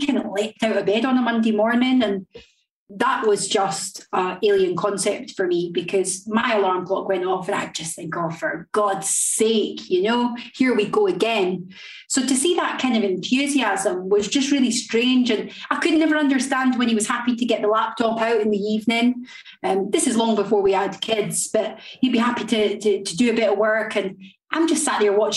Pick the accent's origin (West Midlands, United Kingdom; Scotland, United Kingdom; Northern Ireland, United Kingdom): Scotland, United Kingdom; Linlithgow; moved away as an adult; also born or lived in Blackpool / Doncaster; But by I was brought up in Scotland. I was brought up in a place called Linlithgow